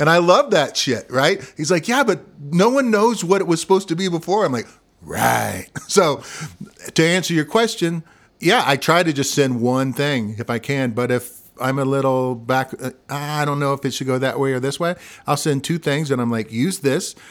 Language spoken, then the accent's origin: English; Missouri, United States; accent: Midwestern; moved away; also born or lived in Colorado; I'm from Missouri